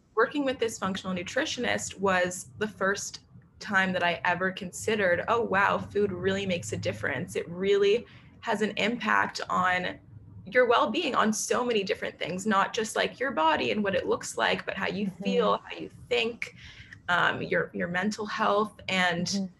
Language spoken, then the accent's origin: English; New York City, New York, United States; also born or lived in Nashville, Tennessee; I grew up in New York City.